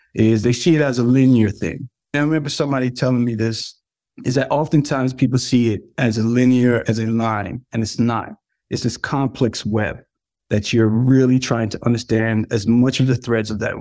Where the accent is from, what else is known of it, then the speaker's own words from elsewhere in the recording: New York, United States; also born or lived in Jamaica; I'm Jamaican in New York